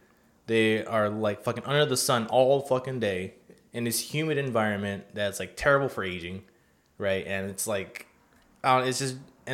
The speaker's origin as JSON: {"language": "English", "country": "United States", "tie": "born or raised there", "said": "I'm fucking American-born"}